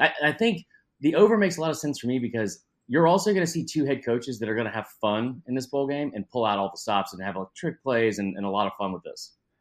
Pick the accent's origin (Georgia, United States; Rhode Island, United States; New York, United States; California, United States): Georgia, United States; Atlanta; born and raised in Atlanta